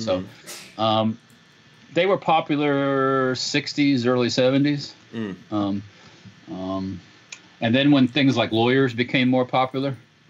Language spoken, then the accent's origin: English; Illinois, United States; now in Florida, United States; I was born in Illinois